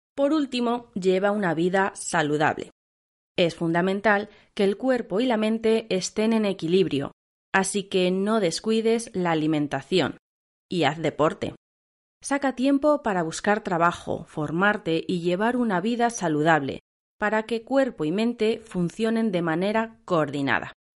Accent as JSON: {"language": "Spanish", "region": "central Spain", "country": "Spain", "said": "Nosotras, como somos del centro de España, podemos diferenciarlo en nuestra pronunciación"}